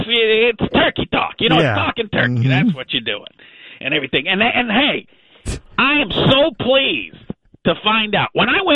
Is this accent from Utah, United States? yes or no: no; Bedford, Texas, United States; You can probably tell by my accent. I grew up in Bedford.